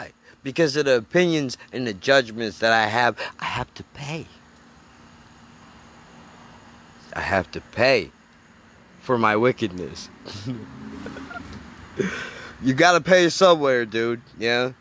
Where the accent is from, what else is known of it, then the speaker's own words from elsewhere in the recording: United States; as an American